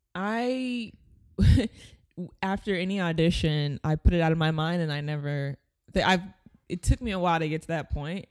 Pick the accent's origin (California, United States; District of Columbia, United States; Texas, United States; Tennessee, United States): California, United States; Long Beach; I grew up in Long Beach